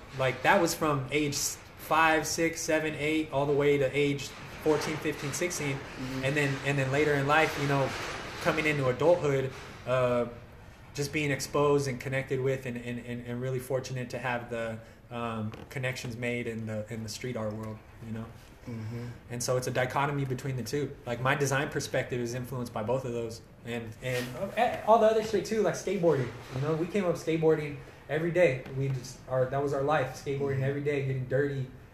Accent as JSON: {"language": "English", "town": "Madera", "region": "California", "country": "United States", "said": "we're from Madera"}